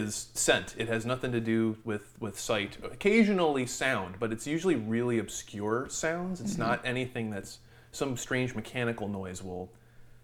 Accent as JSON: {"language": "English", "town": "Buffalo", "region": "New York", "country": "United States", "tie": "born or raised there"}